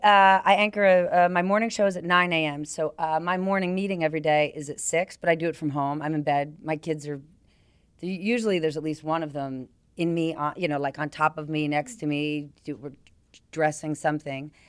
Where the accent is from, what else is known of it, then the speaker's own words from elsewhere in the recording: New Jersey, United States; moved away; I grew up in New Jersey